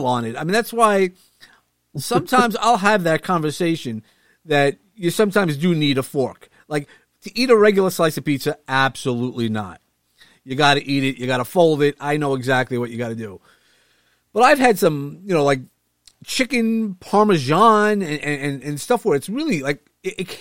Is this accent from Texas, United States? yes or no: no; New York City, New York, United States; I'm from Brooklyn